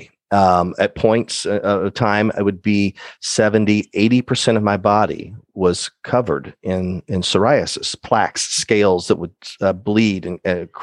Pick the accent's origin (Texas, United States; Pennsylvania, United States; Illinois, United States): Illinois, United States; Decatur; I'm born and raised in Decatur, Illinois, Central Illinois area.